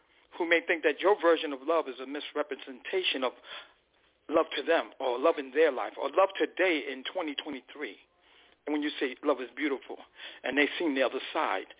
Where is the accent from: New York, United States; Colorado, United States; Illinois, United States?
New York, United States; New York City; I'm that guy from Spanish Harlem that Sam talked about